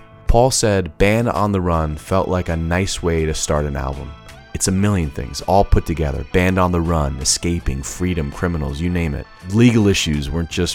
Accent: Lagos, Nigeria; I was born in Lagos, Nigeria

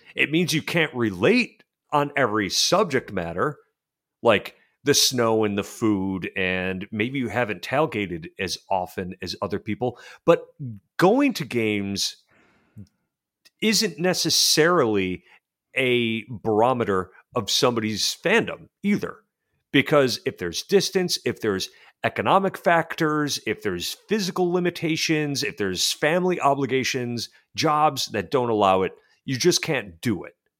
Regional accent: Western New York, United States; I'm from Western New York

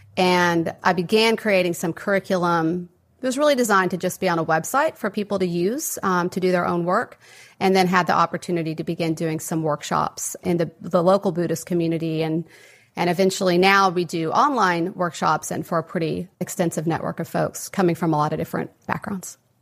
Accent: West Texas, United States; I grew up in West Texas, um, kind of a mid-sized city, very conservative environment

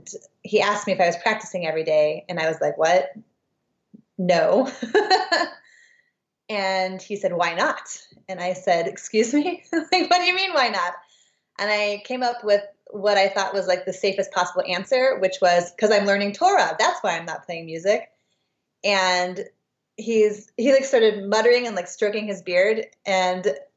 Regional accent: Des Moines, Iowa, United States; moved away as an adult; also born or lived in St. Louis, Missouri; I grew up in Des Moines, Iowa, primarily

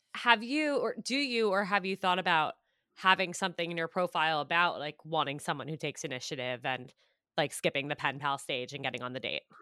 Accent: Westchester, New York, United States; also born or lived in Syracuse, New York / Manhattan, New York; I grew up in Westchester, so, like, right outside New York City

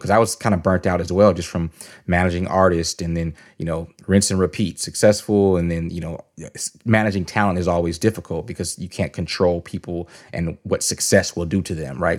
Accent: San Jose, California, United States; moved away as an adult; now in Atlanta, United States; I'm from the Bay Area, San Jose, California.

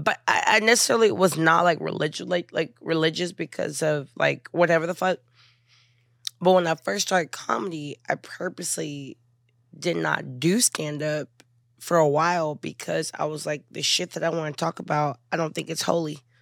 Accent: Houston, Texas, United States; I'm from Houston

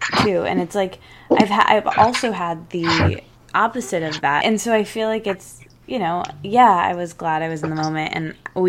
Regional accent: Michigan, United States; also born or lived in Detroit; I'm from Michigan, actually, and that's where I live now

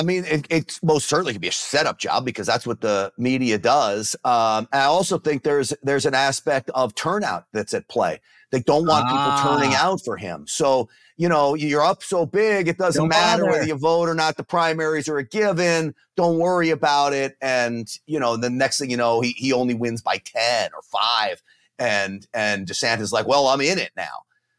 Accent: New York City, New York, United States; moved away as an adult; now in Texas, United States; I grew up in and around New York City. I'm a Texan now. I've been in Texas for 20-something years, but I grew up in and around New York City

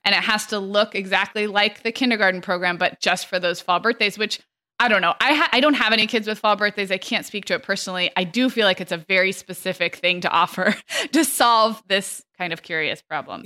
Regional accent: California, United States; growing up in California

